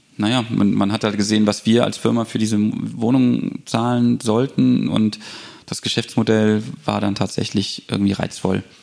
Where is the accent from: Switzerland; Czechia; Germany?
Germany; Bonn, North Rhine-Westphalia; moved away as an adult; also born or lived in Munich; Ich bin gebürtiger Bonner